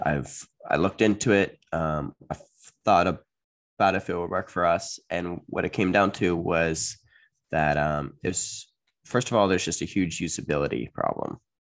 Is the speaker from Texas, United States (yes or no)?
no; upstate New York, United States; USA, upstate New York. Actually, not too far from Canada